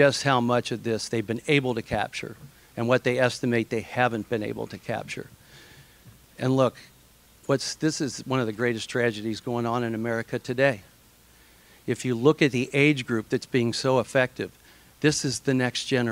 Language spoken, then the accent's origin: English; Ohio, United States; I'm from Ohio